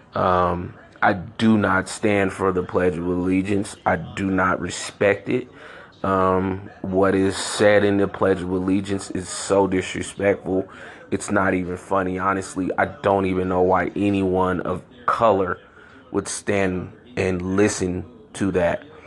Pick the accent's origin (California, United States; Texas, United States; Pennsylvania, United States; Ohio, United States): California, United States; San Francisco; also born or lived in Chicago, Illinois; I grew up in San Francisco um, California, born in Chicago, Illinois. I moved away from Chicago when I was three years old